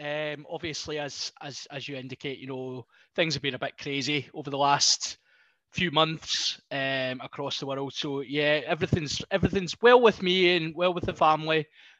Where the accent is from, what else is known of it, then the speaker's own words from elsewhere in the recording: Scotland, United Kingdom; As a Scotsman